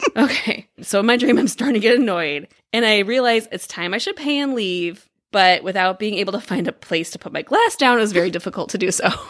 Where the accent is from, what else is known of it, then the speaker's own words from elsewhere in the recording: Midwest, United States; We grew up in the Midwest